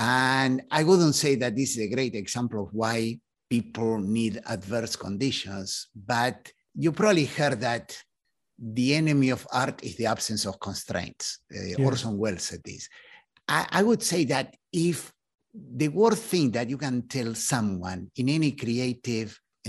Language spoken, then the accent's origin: English; Argentina; moved away as an adult; now in United States; In fact, when I came to the US, so I was coming from Argentina. And in Argentina, I had been in the Navy. I was an officer in the Navy.